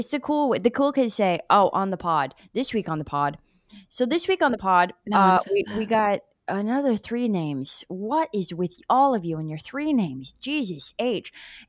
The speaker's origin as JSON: {"language": "English", "town": "Nashville", "region": "Tennessee", "country": "United States", "moved": "yes", "lives_now": "New York City, United States", "said": "I'm originally from Nashville, Tennessee."}